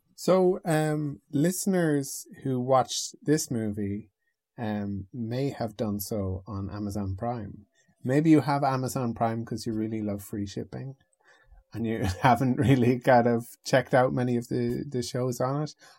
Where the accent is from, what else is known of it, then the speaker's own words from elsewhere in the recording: the Northwest of Ireland, Ireland; also born or lived in United Kingdom; I'm from the Northwest, is like, is that, and it, they, they say it's like Southern Ireland